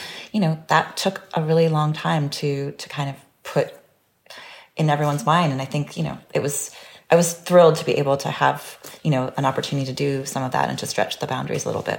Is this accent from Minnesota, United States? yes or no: no; California, United States; because I grew up in California and I sort of understood one idea of beauty.